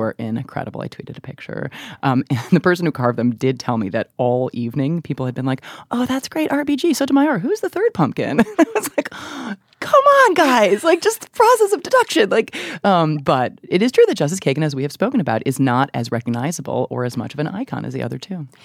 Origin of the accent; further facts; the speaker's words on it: Chicago, Illinois, United States; I grew up in Chicago